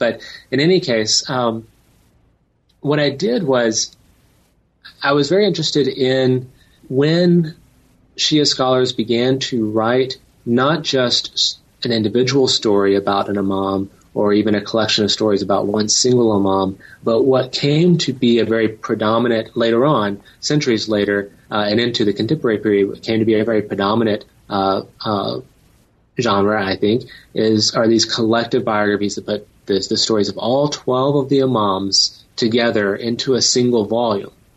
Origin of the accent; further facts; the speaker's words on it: Tennessee, United States; I grew up in Tennessee